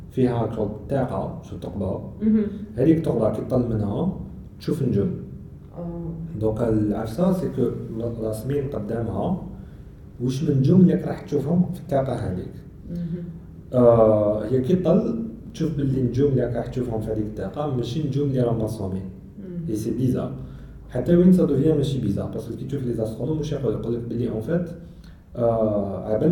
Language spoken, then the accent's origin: Arabic; Algeria; حنا جزائريين